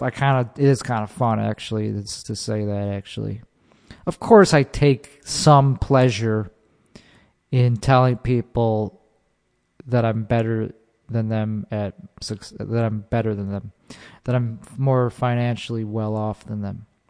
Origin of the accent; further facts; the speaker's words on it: Chicago, Illinois, United States; I'm from Chicago.